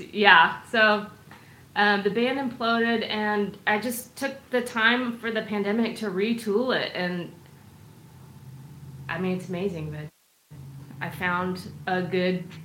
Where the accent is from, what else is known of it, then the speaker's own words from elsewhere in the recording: Seattle, Washington, United States; moved away as an adult; now in Austin, United States; I'm from Seattle area.